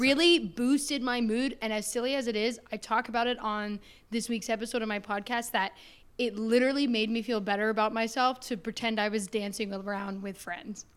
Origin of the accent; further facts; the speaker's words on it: Canada; my home country